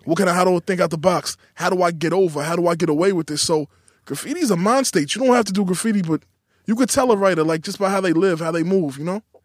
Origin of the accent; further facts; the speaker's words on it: New York City, New York, United States; Growing up in Queens